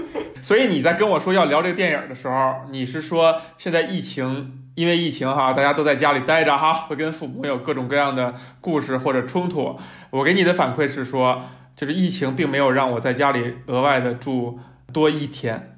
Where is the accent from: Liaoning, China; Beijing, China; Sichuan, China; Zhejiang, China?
Beijing, China; 在我这样一个从小没离开过家，没离开过北京的人看来